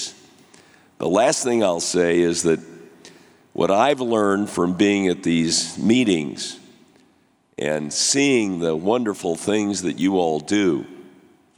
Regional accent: St. Louis, Missouri, United States; When I was a little kid growing up in St. Louis, Missouri in the 50s

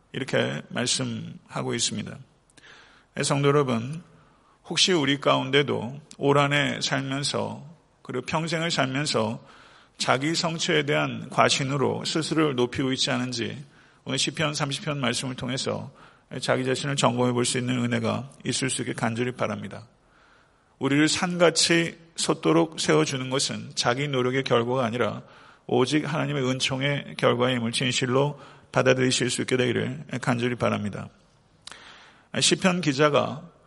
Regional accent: Buyeo, South Chungcheong, South Korea; now in Atlanta, United States; 제 본적이 부여입니다. 예, 부여인데, 아, 저희 그 고모님이 아직도 그 제 생가에서 태어났어요. 예, 전 집에서 태어났습니다.

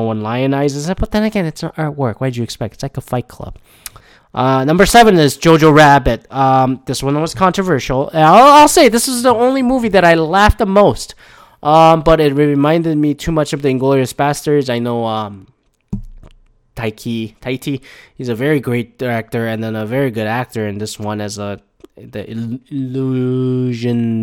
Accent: Canada; I'm from Canada

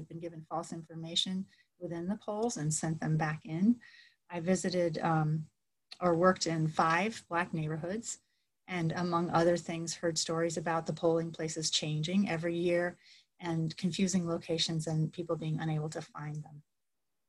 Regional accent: Florida, United States; now in Massachusetts, United States; I'm from Florida

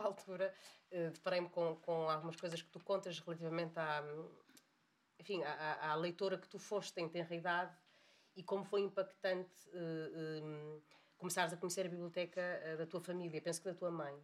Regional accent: Porto, Norte, Portugal; eu sou do Porto

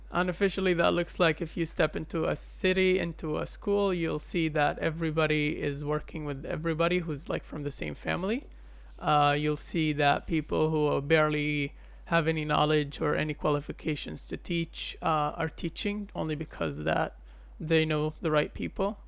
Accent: Umm al-Fahm, Haifa District, Israel; Umm al-Fakhim, my hometown

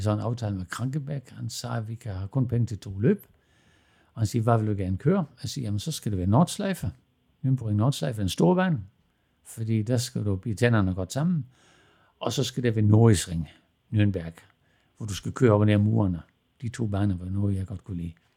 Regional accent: Southern Jutland, Southern Denmark, Denmark; moved away as an adult; also born or lived in Germany; vi begyndte at skrue med knaller og kørte hjem i grusgravene hjemme i Sønderjylland

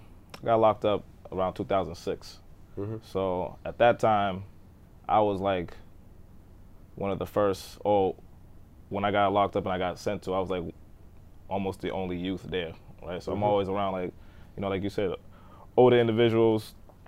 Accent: Boston, Massachusetts, United States; I grew up in Dorchester. I'm from Dorchester.

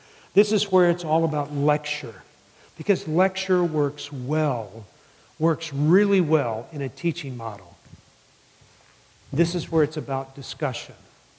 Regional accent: the South, United States; It's interesting to me, and I grew up in the South. I mean, I was always told never to hang out with Catholics.

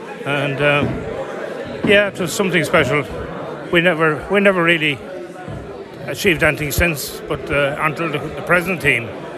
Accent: County Limerick, Munster, Ireland; I'm from County Limerick

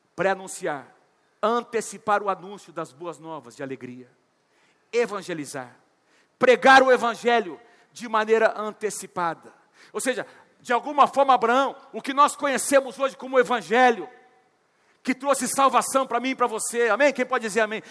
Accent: Londrina, Paraná, Brazil; also born or lived in Curitiba; eu nasci em Londrina, vivi, fui fazer faculdade fora, fomos servir ao Senhor em Curitiba, e Deus nos trouxe de volta para essa cidade maravilhosa

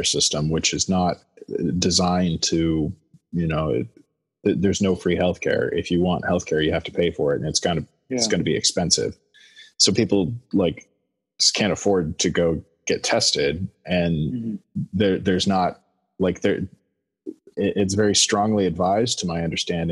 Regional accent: North Dakota, United States; moved away as an adult; now in Iceland; North Dakota

